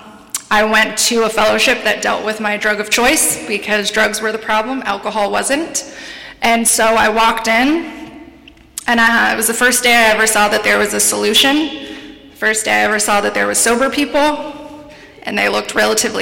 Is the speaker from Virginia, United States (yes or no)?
no; San Diego, California, United States; I'm from San Diego, born and raised there